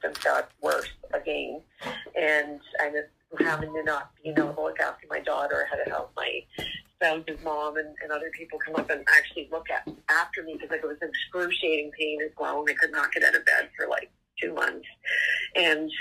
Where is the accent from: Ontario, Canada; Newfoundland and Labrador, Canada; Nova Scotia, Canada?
Nova Scotia, Canada; I'm from Nova Scotia, Canada.